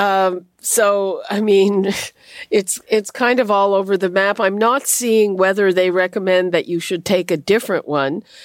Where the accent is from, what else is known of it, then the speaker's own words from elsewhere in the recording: Montreal, Quebec, Canada; moved away; I grew up in Montreal, home of the winning team